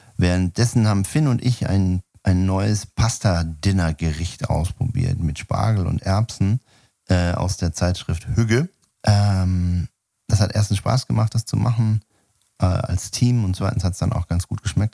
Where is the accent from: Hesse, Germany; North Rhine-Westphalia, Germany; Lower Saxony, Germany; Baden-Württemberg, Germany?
North Rhine-Westphalia, Germany; Sauerland; moved away; ich war ja in meiner Kindheit im Sauerland Messdiener